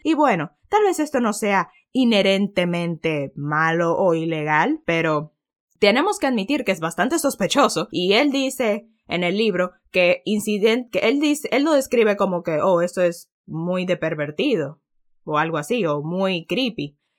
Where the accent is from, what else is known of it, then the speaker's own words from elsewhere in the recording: Dominican Republic; Para nosotros sería español porque en República Dominicana lo que se habla es español